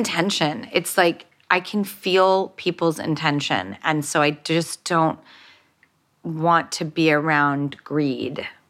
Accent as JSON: {"language": "English", "town": "Los Angeles", "region": "California", "country": "United States", "tie": "born or raised there", "said": "when I grew up in Hollywood and an industry"}